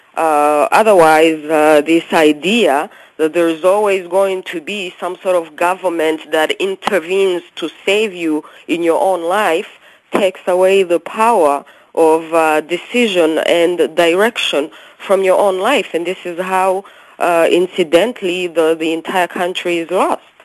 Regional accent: Rwanda; moved away; also born or lived in Canada; When I was growing up in Africa, you know, as you know, I'm from Rwanda.

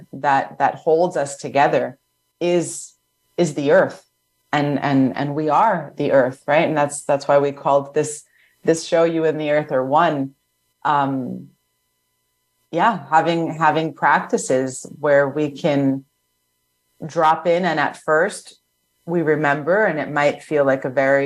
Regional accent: New York City, New York, United States; moved away; I'm from New York City originally

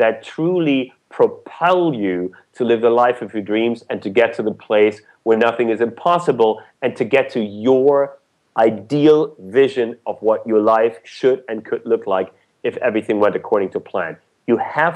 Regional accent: Germany; moved away; I was born and raised in Germany

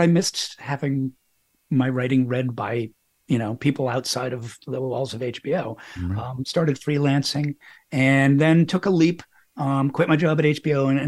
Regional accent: Boston, Massachusetts, United States; I was growing up in Boston at a time, and this is the early 70s

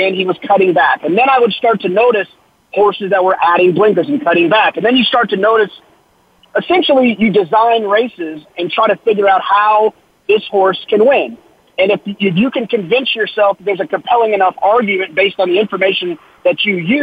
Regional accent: Dallas, Texas, United States; now in Austin, United States; I grew up in Dallas-Fort Worth.

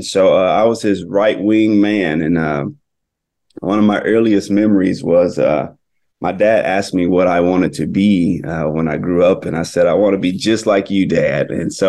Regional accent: Itta Bena, Mississippi, United States; now in New York, United States; I grew up in Itobina, Mississippi, which is a small little town in the Mississippi Delta. My father is a minister and pastor there in the Delta. And so I grew up around church

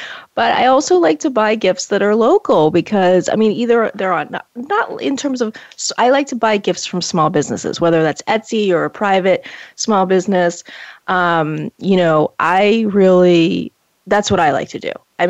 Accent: Portland, Maine, United States; We graduated high school together. Shout out to Deering 1994. I'm just aging us. Sorry. But Hannah is from my hometown, Portland, Maine.

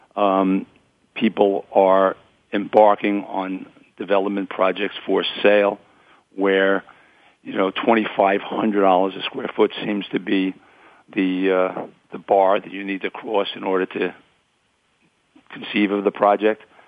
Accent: New York City, New York, United States; also born or lived in Queens, New York; being born here in Brooklyn, New York, um, where I grew up with my parents and three siblings

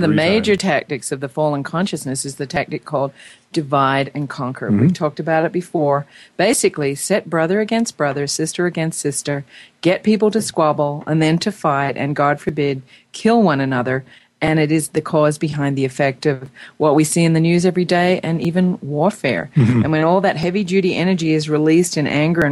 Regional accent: Australia; now in United States; I'm an Australian. I'm now an American. I have dual citizenship.

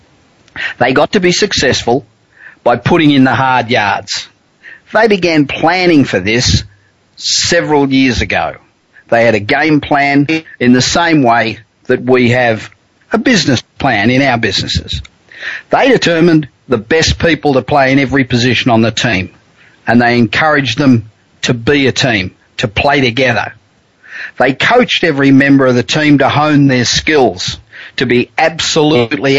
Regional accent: Los Angeles, California, United States; I'm coming to you tonight from my hometown of Los Angeles

